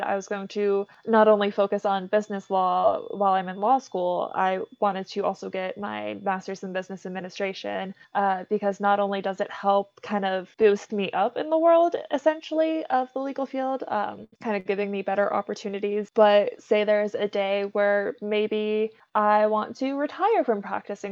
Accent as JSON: {"language": "English", "area": "Pittsburgh area", "region": "Pennsylvania", "country": "United States", "tie": "born or raised there", "also_born_or_lived": "Ohio", "moved": "as an adult", "lives_now": "Las Vegas, United States", "said": "raised in Pennsylvania, lived there for 17 years."}